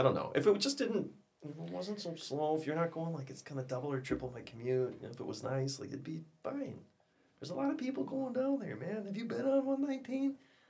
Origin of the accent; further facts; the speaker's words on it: Midwest, United States; well, I'm from America. I'm from the Midwest. Like 8 hours is, you know, you just get in the car.